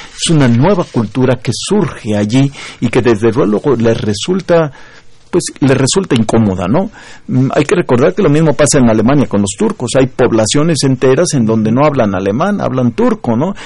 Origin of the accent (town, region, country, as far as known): Mexico